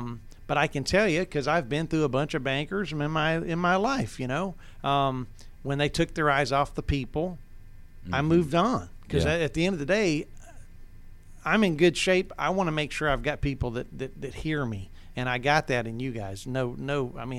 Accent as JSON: {"language": "English", "town": "Towns County", "region": "Georgia", "country": "United States", "said": "And I'm just this little twit from North Georgia, right? I'm from Towns County, man."}